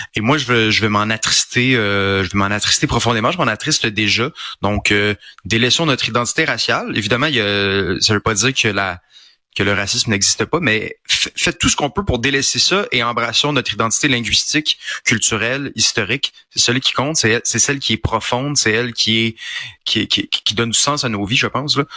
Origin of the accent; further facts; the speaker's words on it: Quebec, Canada; Je suis un Québécois, je suis un francophone.